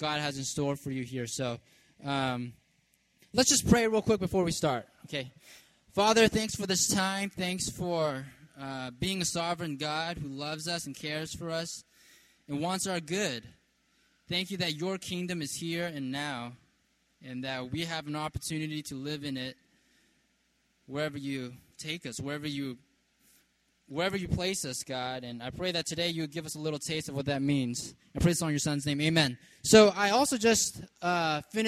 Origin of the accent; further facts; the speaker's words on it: California, United States; also born or lived in New York / Virginia; now in Baltimore, United States; I grew up in California